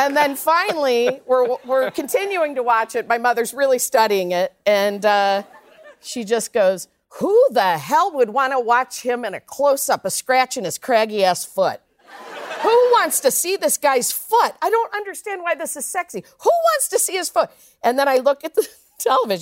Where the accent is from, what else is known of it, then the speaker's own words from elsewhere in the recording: Midwest, United States; I grew up in the Midwest